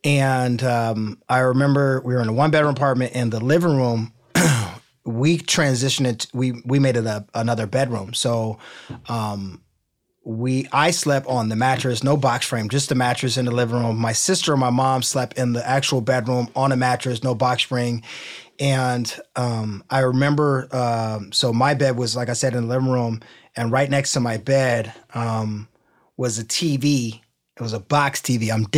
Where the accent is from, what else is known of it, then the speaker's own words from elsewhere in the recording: Midwest, United States; I'm from the Midwest. We have basements.